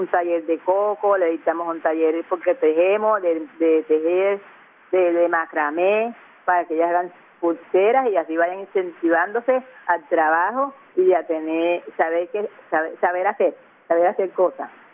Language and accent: Spanish; Cartagena, Bolívar, Colombia; yo soy de la boquilla, pero mi raza es negra